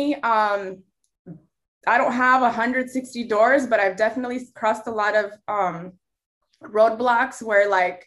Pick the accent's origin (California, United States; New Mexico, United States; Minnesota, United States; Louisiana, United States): California, United States; Los Angeles County; I'm a Mexican American, born and raised in Los Angeles County